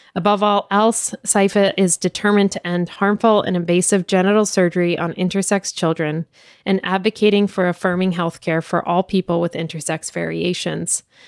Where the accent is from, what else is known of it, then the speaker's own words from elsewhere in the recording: Ireland; As an Irish person